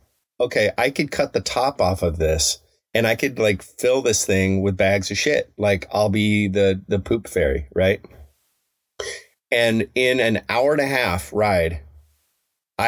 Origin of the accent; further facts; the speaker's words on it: Evergreen, Colorado, United States; my hometown of Evergreen, Colorado